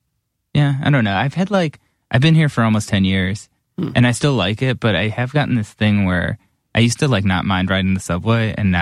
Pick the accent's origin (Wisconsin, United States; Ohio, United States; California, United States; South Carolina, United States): Ohio, United States; Cleveland; moved away as an adult; also born or lived in Ithaca, New York; now in New York, United States; I grew up in Cleveland and then I went to school in Ithaca.